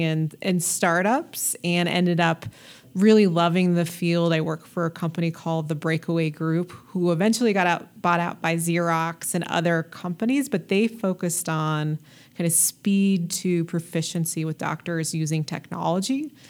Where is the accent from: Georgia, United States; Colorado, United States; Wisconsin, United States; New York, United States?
Colorado, United States; Denver; I grew up in North North Denver, Adams County area.